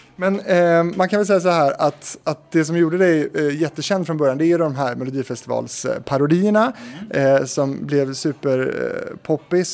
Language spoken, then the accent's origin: Swedish; Stenungsund, Västra Götaland, Sweden; Jag är ju från Stenungsund